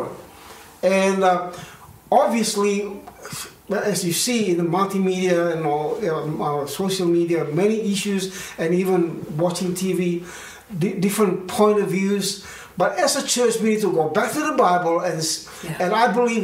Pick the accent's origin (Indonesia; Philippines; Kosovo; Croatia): Indonesia; now in Australia; growing up in Indonesia